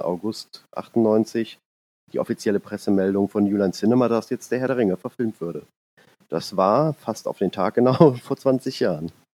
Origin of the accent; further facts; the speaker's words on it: Hennef, North Rhine-Westphalia, Germany; ich komme aus dem Rheinland, ähm, aus der Nähe von Bonn und Siegburg